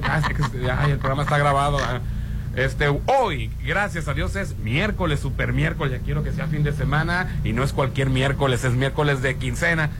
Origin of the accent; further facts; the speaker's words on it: Mexico; representándonos a los mexicanos